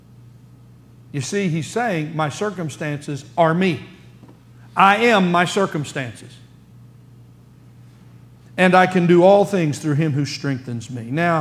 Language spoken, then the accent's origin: English; United States; Here we sit as American Christians